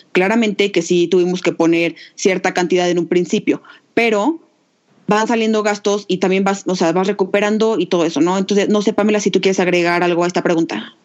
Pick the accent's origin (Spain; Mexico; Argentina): Mexico; Aguascalientes; las dos somos de Aguascalientes